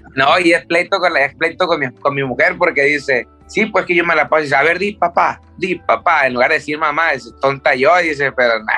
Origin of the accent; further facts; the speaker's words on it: Tijuana, Baja California, Mexico; also born or lived in Culiacán, Sinaloa; yo me siento de Tijuana porque me crié en Tijuana